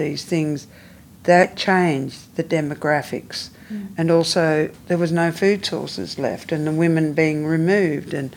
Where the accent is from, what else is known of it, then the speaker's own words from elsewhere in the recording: Melbourne, Victoria, Australia; I'm from the Yellicott Willem, which is part of Melbourne